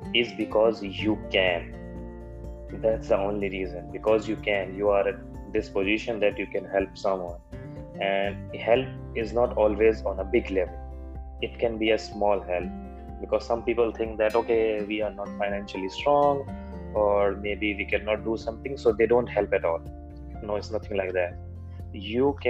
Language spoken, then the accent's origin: English; India; I'm from India.